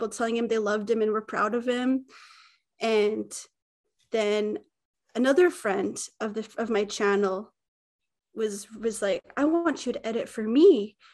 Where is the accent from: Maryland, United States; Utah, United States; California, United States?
Utah, United States; now in Gotland, Sweden; I'm from Utah originally, and I live in Sweden, and a little island called Gotland.